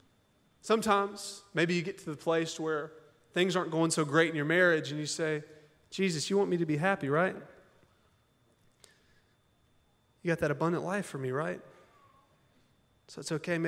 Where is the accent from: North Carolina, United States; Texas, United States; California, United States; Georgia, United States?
Georgia, United States; Augusta; also born or lived in Hong Kong; now in Little Rock, United States; I'm from Augusta, Georgia.